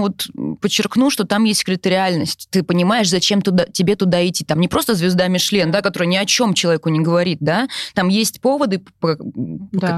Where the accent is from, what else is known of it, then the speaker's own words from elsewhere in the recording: Yaroslavl, Yaroslavl Oblast, Russia; now in Moscow, Russia; я, например, из Ярославля, но в Москве мы давно, да, мы живем в Москве, но, например, у меня куча одноклассников